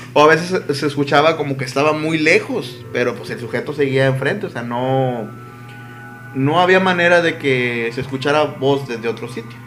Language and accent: Spanish; Mexico; yo sí soy mexicano